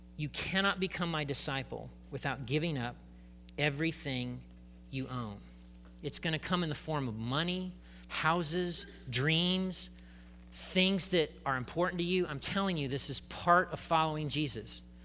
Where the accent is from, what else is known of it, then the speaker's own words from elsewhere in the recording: United States; I'm an American